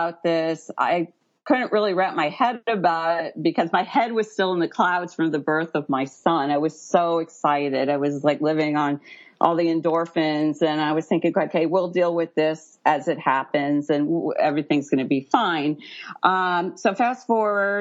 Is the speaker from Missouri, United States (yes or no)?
yes; St. Louis, Missouri, United States; moved away; also born or lived in Central Florida; I'm from St. Louis, Missouri originally